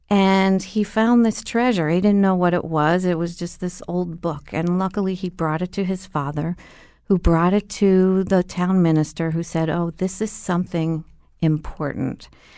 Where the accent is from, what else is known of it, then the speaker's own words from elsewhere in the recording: Cincinnati, Ohio, United States; now in Connecticut, United States; I'm not originally from Connecticut. I'm from Cincinnati, Ohio.